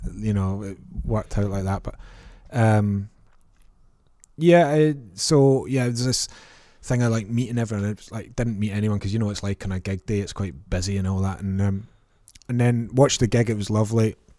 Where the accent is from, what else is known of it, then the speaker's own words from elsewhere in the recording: Prestwick, Scotland, United Kingdom; I grew up in Ayrshire in a place called Prestwick